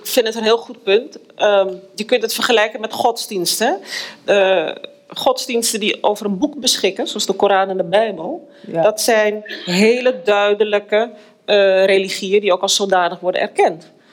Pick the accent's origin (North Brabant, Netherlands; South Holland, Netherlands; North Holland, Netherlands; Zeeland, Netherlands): North Holland, Netherlands; Amsterdam; moved away as an adult; now in Suriname; ik ben in Amsterdam geboren. Ik, ik woon nu al bijna 25 jaar in Suriname